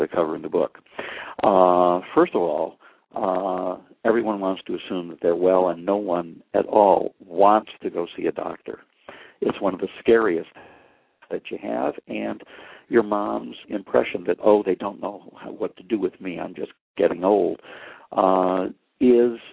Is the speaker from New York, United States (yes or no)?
yes; Buffalo, New York, United States; moved away as an adult; also born or lived in St. Louis, Missouri; now in Los Angeles, United States; I'm from Buffalo, New York, schooled in Buffalo